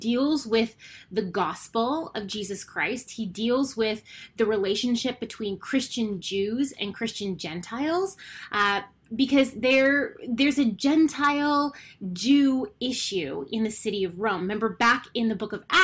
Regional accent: Canada; I am Canadian

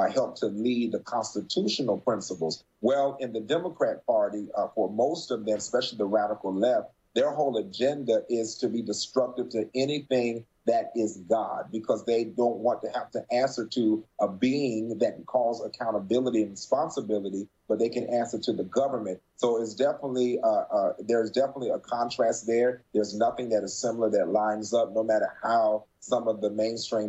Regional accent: Morehead City, North Carolina, United States; moved away; also born or lived in Florida; I joined some of the Men's Republicans Club in my hometown, Morehead City, North Carolina.

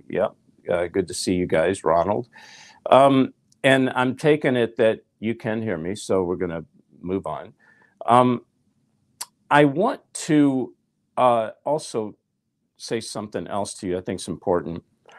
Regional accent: Nashville, Tennessee, United States; I'm from Nashville. I was a songwriter.

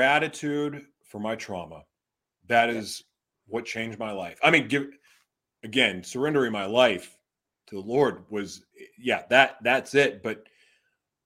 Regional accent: Oklahoma, United States; moved away as an adult; also born or lived in Laguna, California; there's a guy that I grew up with in Oklahoma. We went to high school together

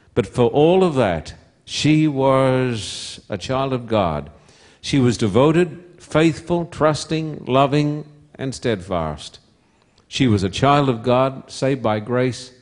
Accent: Somerset Dam, Queensland, Australia; moved away; also born or lived in Esk, Queensland; I was born in Esk, a little town that if you blink your eyes as you drive through, you'll miss it. Little town about 60, 70, 80 miles from Brisbane, which is the capital of Queensland. And I was brought up at Somerset Dam

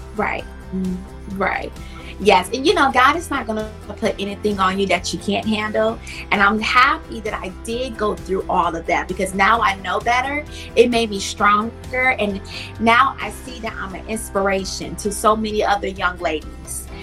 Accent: Milwaukee, Wisconsin, United States; I grew up in Milwaukee, Wisconsin

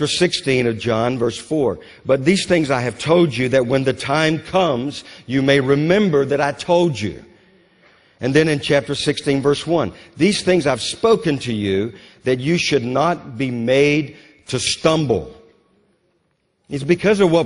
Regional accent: Louisiana, United States; I grew up in Louisiana

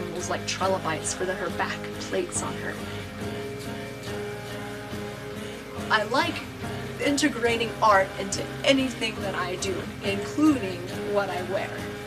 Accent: Ouray, Colorado, United States; also born or lived in California; I am from Ouray, Colorado

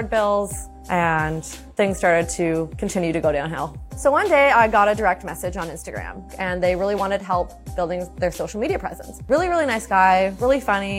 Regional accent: Hamilton, Ontario, Canada; also born or lived in Toronto; I grew up in Hamilton, Ontario

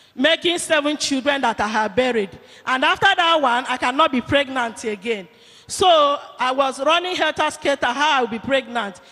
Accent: Anambra, Nigeria; I came from Kanu, born of Anambra State

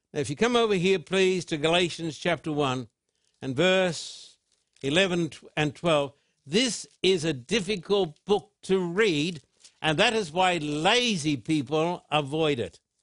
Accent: United Kingdom; as a British citizen

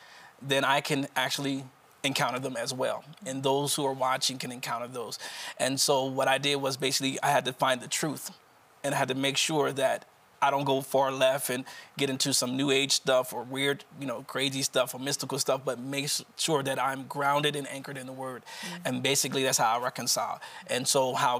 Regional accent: Wilmington, Delaware, United States

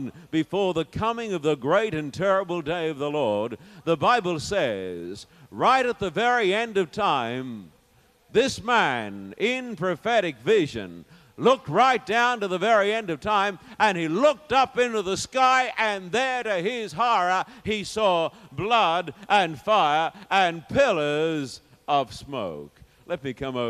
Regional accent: Sydney, New South Wales, Australia; when I was in my hometown of Sydney

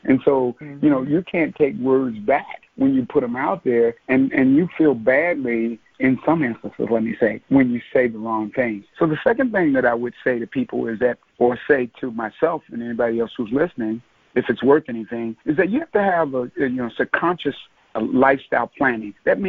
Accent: Norfolk, Virginia, United States; And so I'm originally from Norfolk, Virginia, by way of a number of other sort of cities. My parents were military.

